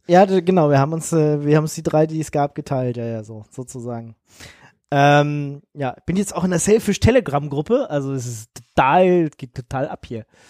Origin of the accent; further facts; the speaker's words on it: Munich, Bavaria, Germany; ich komme ja aus München